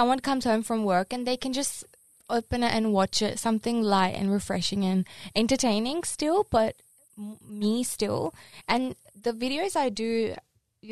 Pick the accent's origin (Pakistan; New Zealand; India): Pakistan; I'm Pakistani